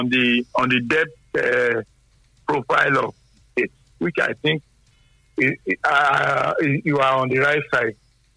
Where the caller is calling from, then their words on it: Sango, Ogun State, Nigeria; I'm calling from Sango.